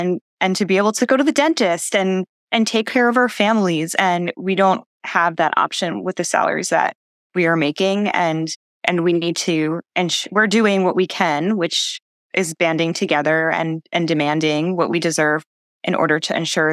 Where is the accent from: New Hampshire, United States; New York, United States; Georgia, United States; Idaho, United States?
New York, United States; New York City; I grew up in the New York City area. I was able to live at my parents' house